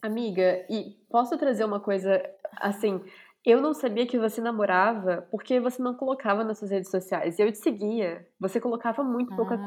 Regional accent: Brazil; moved away as an adult; now in Brussels, Belgium; a gente não é gringa, a gente é brasileira

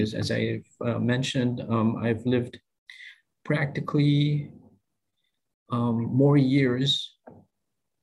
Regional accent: Philippines; moved away as an adult; also born or lived in Taipei, Taiwan; now in Singapore; my home country, mm-hmm. the Philippines

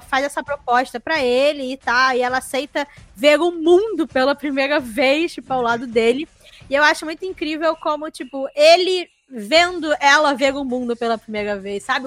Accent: Brazil; Somos brasileiros

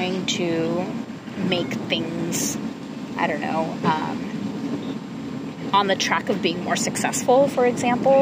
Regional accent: California, United States; a cisgender woman growing up in California

